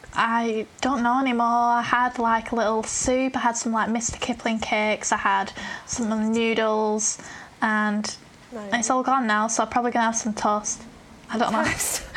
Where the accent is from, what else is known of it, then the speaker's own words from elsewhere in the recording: Burnley, North West England, United Kingdom; accent: northern; I'm from Burnley.